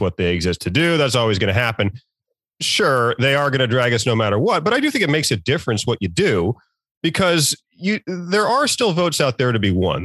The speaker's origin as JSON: {"language": "English", "town": "Norfolk", "region": "Virginia", "country": "United States", "moved": "yes", "said": "I'm from Virginia, I'm from the Norfolk area"}